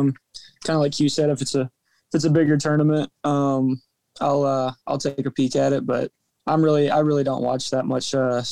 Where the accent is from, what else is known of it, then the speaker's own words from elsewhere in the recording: Texas, United States; moved away as an adult; now in Norman, United States; Growing up in Texas, you'd think I'd be a Texas fan.